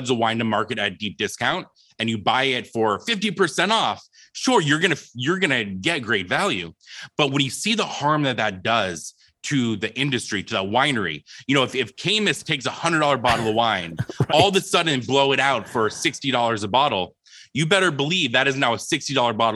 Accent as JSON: {"language": "English", "town": "Phoenix", "region": "Arizona", "country": "United States", "tie": "born or raised there", "said": "when I was 8 years old, I was from Phoenix, Arizona"}